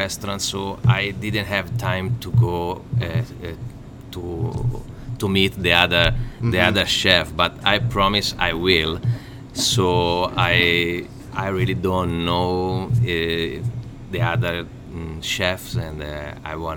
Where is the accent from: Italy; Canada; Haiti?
Italy; Pisa, Tuscany; English is a second language; moved away as an adult; now in Fort Worth, United States; I'm from Pisa